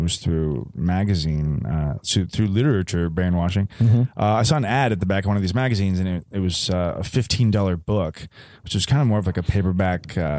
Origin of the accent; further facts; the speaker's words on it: Austin, Texas, United States; I grew up in Austin, Texas.